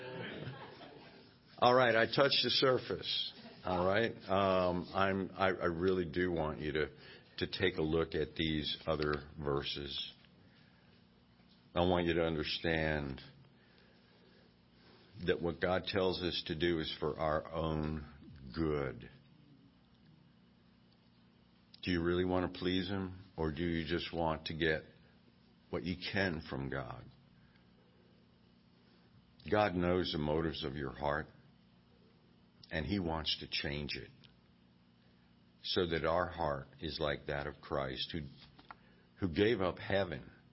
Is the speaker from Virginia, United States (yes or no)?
yes; Virginia, United States; I grew up in Virginia, and I came to faith at a revival